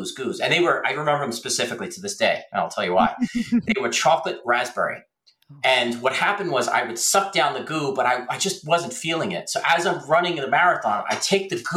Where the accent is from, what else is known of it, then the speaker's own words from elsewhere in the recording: Middletown, New Jersey, United States; I'm from Middletown, New Jersey